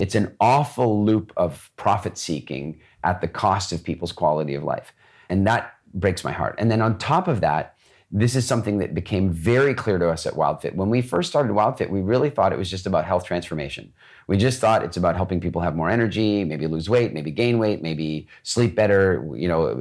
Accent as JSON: {"language": "English", "country": "Canada", "tie": "born or raised there", "said": "I grew up mostly in Canada."}